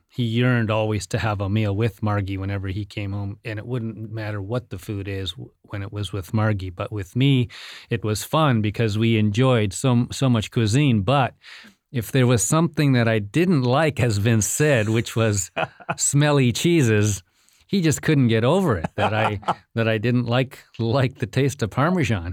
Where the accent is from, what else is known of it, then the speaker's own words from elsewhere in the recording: India; moved away; I was born in India